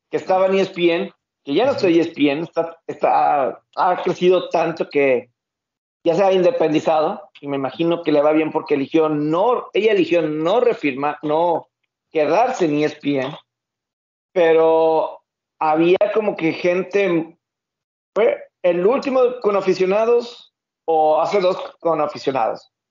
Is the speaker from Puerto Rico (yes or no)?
no; Mexico; Yo no he tenido ningún problema como mexicano eh, cubriendo algún juego de NFL en Estados Unidos.